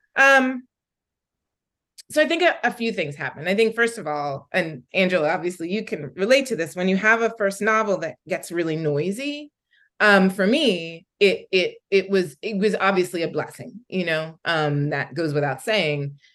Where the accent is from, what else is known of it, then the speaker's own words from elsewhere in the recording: Philadelphia, Pennsylvania, United States; I'm from Philadelphia and I grew up in Philadelphia in the 80s